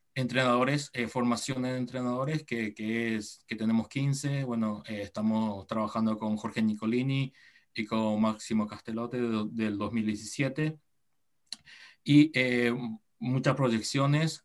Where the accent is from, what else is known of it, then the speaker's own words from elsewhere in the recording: Encarnación, Itapúa, Paraguay; accent: sudamericano; moved away as an adult; now in Japan; yo tengo sangre japonesa, mis padres son ambos japoneses, pero yo nací en Paraguay, en Encarnación. Eh, ahí sí, este, nací, crecí allí